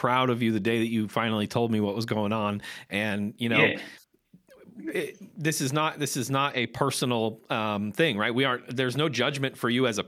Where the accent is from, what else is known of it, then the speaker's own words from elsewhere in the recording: Maine, United States; I grew up in Maine.